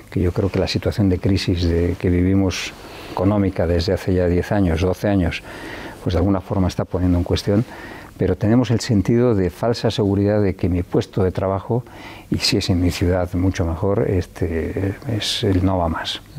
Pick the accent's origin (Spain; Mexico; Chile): Spain; León, Castile and León; yo soy de León, en León se juega a ser an, antivallisoletano, pero también en Salamanca o en Burgos.